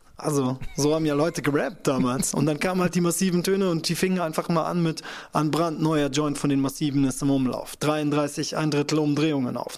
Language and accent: German; Kirchheim unter Teck, Baden-Württemberg, Germany; aus meiner Heimatstadt Kirchheim unter Teck